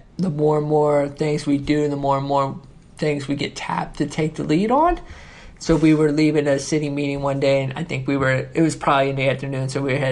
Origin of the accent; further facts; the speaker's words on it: Newport, Kentucky, United States; I grew up in Newport. I'm from Newport